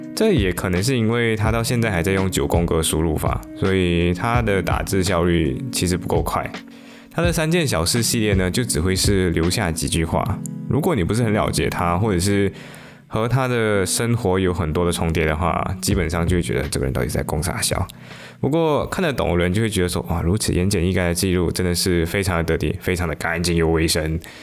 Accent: Malaysia; 但是后来三月份马来西亚就进入了限行令嘛，也就是 MCO。于是我就回到我的故乡，我就安逸，我就在我的故乡里面安逸的度过了两个季度。

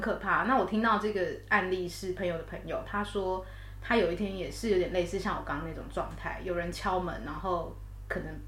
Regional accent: Taiwan; moved away as an adult; now in United Kingdom; 我们台湾人

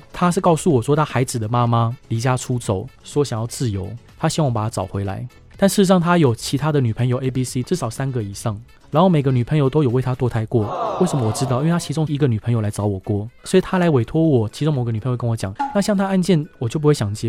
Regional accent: Taiwan; 我台湾来的

